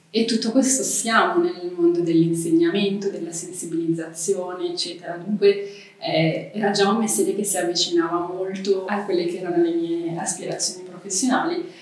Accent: Mendrisio, Ticino, Switzerland; also born or lived in Lausanne / Geneva / Sri Lanka; sono nata e cresciuta a Mendrisio

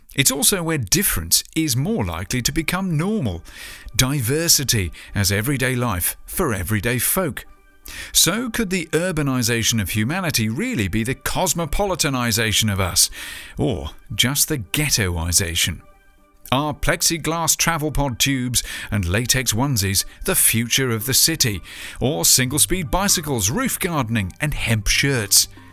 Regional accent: United Kingdom; in my home country, the land-addicted U K.

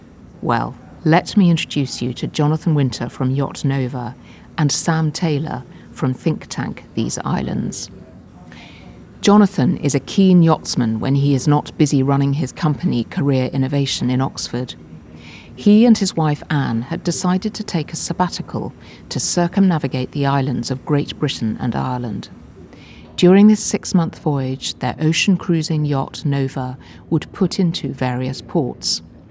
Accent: Hong Kong; I love travelling. I was born in Hong Kong, where I spent part of my childhood, and haven't stopped travelling since.

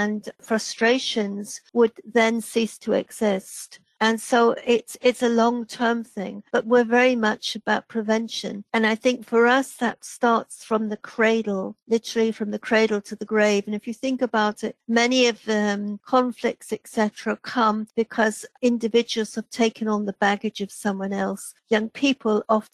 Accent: England, United Kingdom; now in Wales, United Kingdom; I reside in Wales, except I'm English

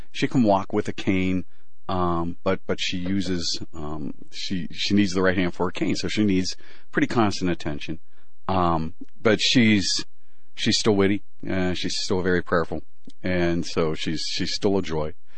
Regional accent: Pennsylvania, United States; moved away as an adult; also born or lived in Manhattan, New York; I grew up in uh in Pennsylvania

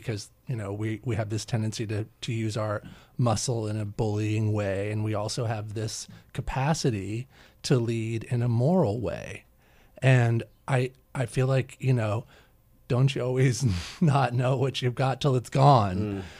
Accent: New Jersey, United States; I grew up in America and I have only had the perspective of somebody who, you know, grew up in New Jersey

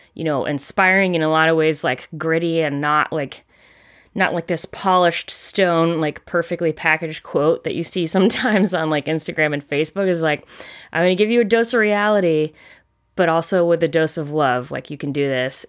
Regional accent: Charleston, South Carolina, United States; moved away; I grew up in South Carolina, specifically in Charleston

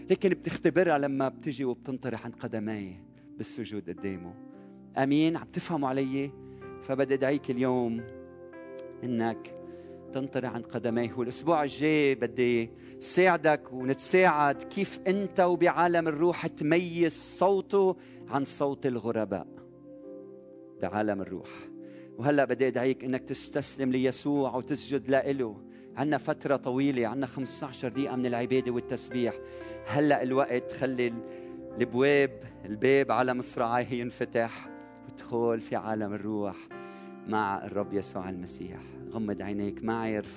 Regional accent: Lebanon

